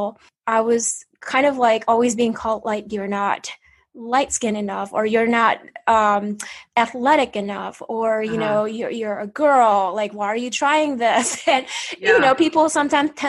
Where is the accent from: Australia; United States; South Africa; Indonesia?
Indonesia; moved away; I was born in Indonesia.